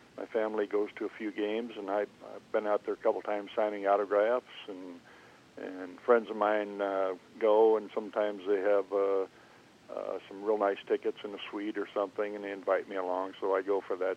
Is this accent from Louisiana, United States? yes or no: no; St. Cloud, Minnesota, United States; moved away as an adult; also born or lived in Kansas City; now in Overland Park, United States; growing up in Minnesota